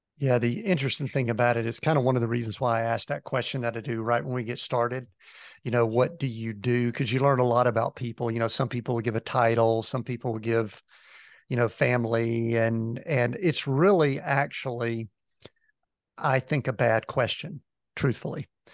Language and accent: English; a little town just outside of Atlanta, Georgia, United States; I'm originally from Georgia, grew up in a little town just outside of Atlanta.